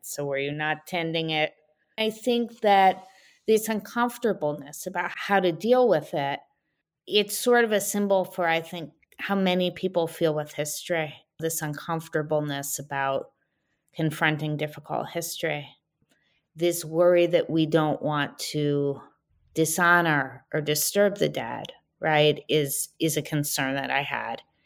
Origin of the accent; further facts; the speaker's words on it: New Haven, Connecticut, United States; also born or lived in Philadelphia area; now in Maine, United States; I was born in New Haven, Connecticut